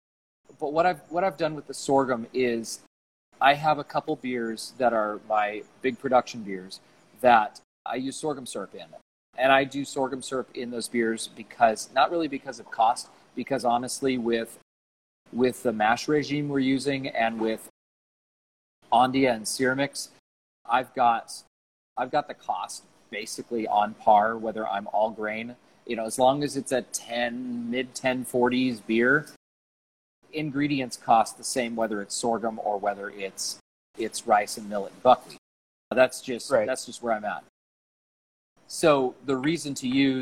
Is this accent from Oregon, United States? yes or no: yes; Oregon, United States; I'm from Oregon